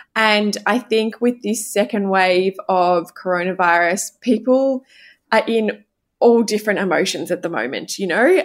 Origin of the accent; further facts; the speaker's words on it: coast outside Melbourne, Victoria, Australia; now in Melbourne, Australia; I grew up outside of Melbourne, I grew up at the coast